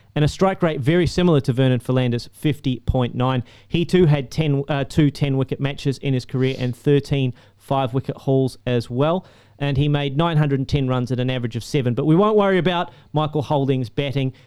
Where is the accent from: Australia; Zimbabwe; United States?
Australia; back to my home country